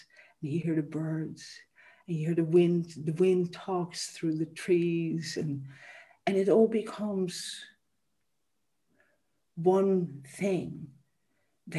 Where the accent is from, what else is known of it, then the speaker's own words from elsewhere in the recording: Amsterdam, North Holland, Netherlands; moved away; I grew up in a city. I grew up in Amsterdam